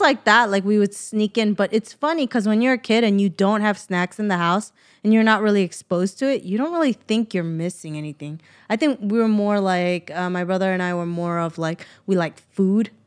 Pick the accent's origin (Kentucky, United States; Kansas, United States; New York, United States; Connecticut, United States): New York, United States; moved away; I'm from New York